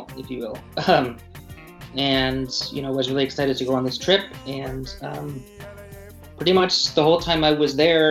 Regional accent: Pacific Northwest, United States; I grew up in the Northwest.

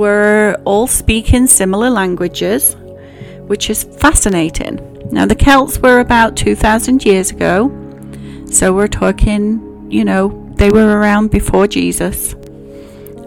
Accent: England, United Kingdom; moved away; from my voice, you can tell I grew up in England.

